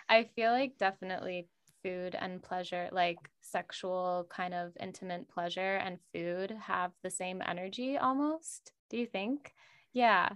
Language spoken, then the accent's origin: English; Minnesota, United States; now in Los Angeles, United States; I'm from Minnesota, so it was quite flat out there